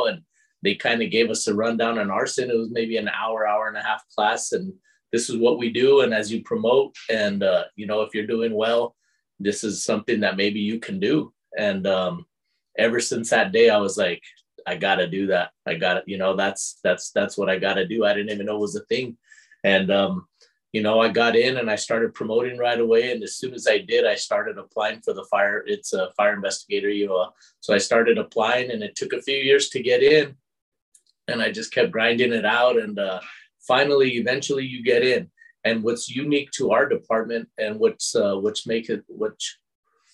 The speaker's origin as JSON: {"language": "English", "town": "Albuquerque", "region": "New Mexico", "country": "United States", "tie": "born or raised there", "said": "I'm from Albuquerque, New Mexico, born and raised"}